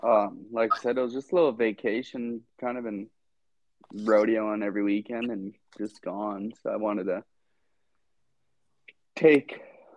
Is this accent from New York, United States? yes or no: no; Edgewood, New Mexico, United States; my hometown of Edgewood